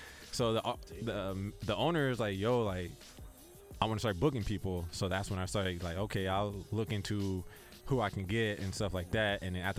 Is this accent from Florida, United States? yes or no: no; San Diego, California, United States; I'm from really from San Diego, you know. Born and raised.